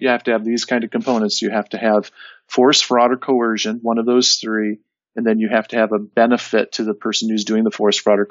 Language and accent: English; northern Michigan, United States; moved away as an adult; now in northern Indiana, United States; I grew up in Michigan, northern Michigan.